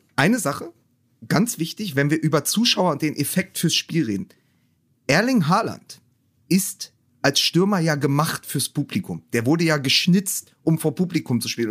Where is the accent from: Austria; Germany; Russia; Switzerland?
Germany; Berlin; Als Berliner